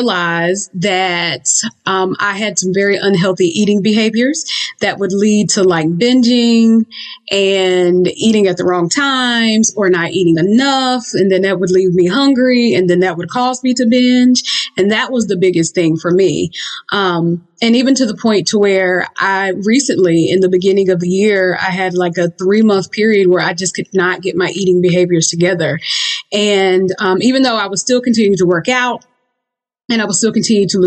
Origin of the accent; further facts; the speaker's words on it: the South, United States; I'm, you know, from the South. And I grew up very much fried chicken and macaroni and cheese